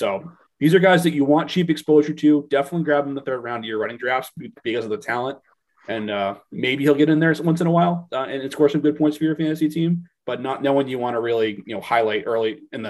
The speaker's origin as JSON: {"language": "English", "region": "New England", "country": "United States", "tie": "born or raised there", "said": "born and raised in New England"}